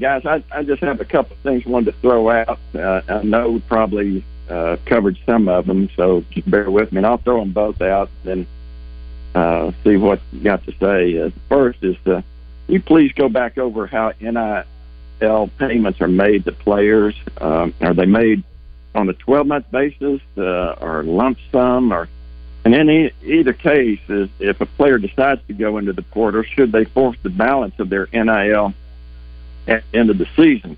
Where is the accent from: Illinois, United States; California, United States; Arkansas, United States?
Arkansas, United States; Little Rock; also born or lived in Fayetteville, Arkansas; I grew up in Little Rock and lived 25 years in Fayetteville